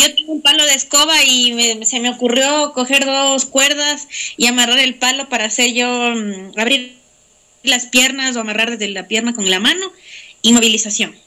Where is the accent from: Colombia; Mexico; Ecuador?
Ecuador; como ecuatorianos